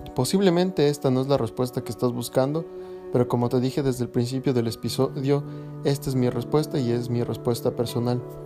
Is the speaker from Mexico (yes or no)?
no; Quito, Pichincha, Ecuador; moved away as an adult; soy ecuatoriano, eh, nací en Quito, en la capital